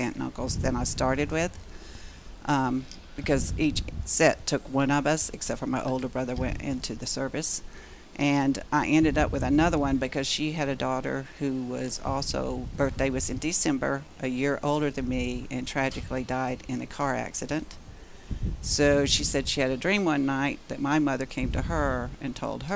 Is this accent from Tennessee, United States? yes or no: no; Boaz, Alabama, United States; I grew up and raised in Boaz, Alabama.